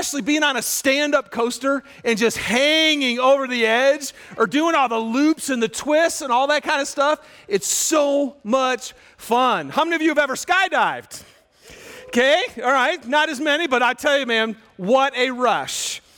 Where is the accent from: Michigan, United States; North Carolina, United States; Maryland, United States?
Michigan, United States; Little yellow Stingray bike, and I'm from Michigan, and I remember it was spring, and so it was starting to get warm, but there was still tons of snow